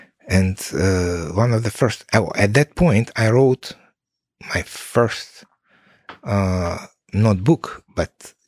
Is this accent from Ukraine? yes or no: yes; Kyiv, Ukraine; So, and I was from Kiev, and mom, she was, and she is from Middle Asia.